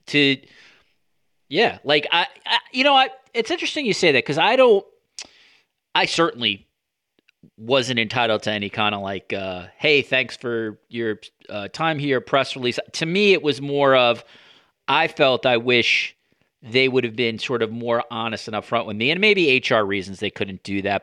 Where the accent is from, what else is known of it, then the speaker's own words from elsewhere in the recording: United States; As an American